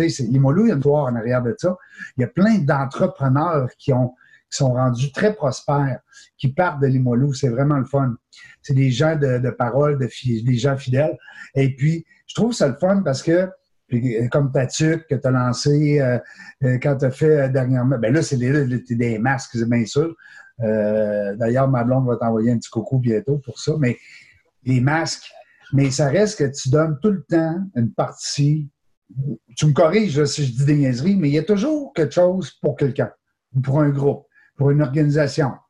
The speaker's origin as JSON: {"language": "French", "town": "Quebec City", "region": "Quebec", "country": "Canada", "said": "Moi, je suis un gars de Limoilou. Je ne sais pas si on s'en est déjà parlé, mais moi, je viens de Limoilou."}